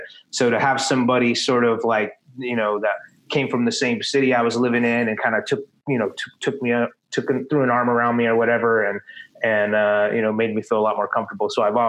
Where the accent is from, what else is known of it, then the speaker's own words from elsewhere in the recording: Texas, United States; moved away as an adult; I'm from Texas.